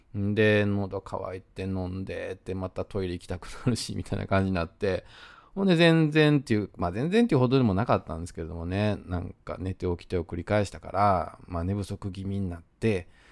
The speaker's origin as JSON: {"language": "Japanese", "region": "Osaka", "country": "Japan", "accent": "Osaka dialect", "said": "自分が大阪弁で喋ってる"}